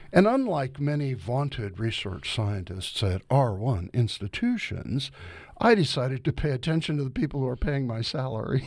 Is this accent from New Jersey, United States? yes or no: no; Tiffin, Ohio, United States; now in Georgia, United States; here in Ohio, where I was growing up in Tiffin and near Lake Erie